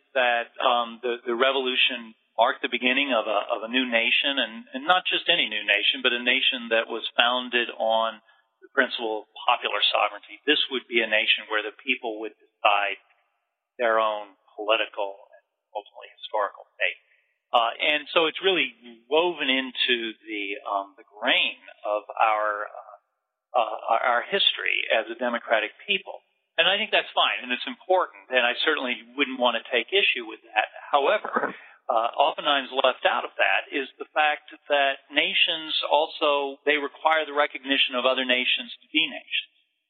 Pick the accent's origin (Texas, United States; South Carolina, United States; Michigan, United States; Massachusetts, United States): Michigan, United States; Detroit; born there; My family's originally Canadian, then Michigan. I was born in Detroit.